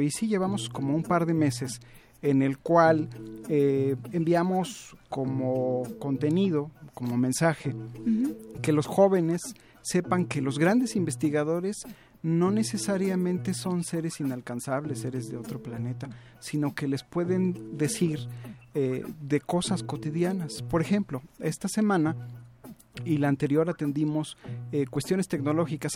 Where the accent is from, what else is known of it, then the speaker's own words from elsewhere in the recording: Mexico; como mexicano